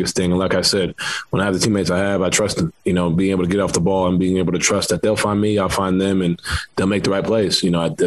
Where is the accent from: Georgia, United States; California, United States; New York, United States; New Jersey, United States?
New York, United States; New York City; moved away; growing up in New York, I'm playing basketball, you know, in the city, that's every day